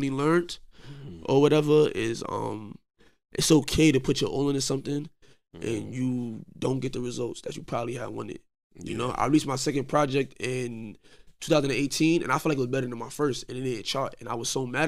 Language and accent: English; New York City, New York, United States; I'm from Coney Island